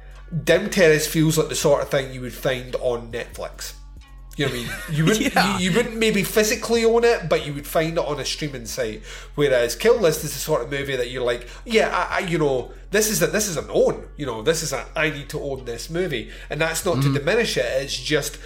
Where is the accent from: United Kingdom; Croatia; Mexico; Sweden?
United Kingdom; Scotland; I'm Scottish.